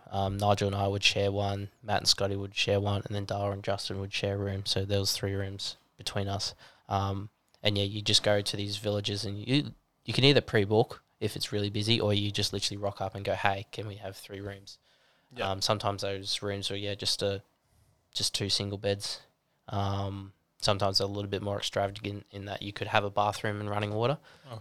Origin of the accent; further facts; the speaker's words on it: Newcastle, New South Wales, Australia; I flew down to Sydney, met up with the boys there again because we're from Newcastle.